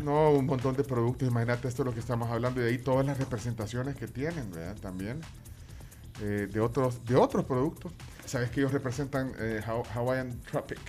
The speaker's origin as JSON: {"language": "Spanish", "country": "El Salvador", "said": "como salvadoreño"}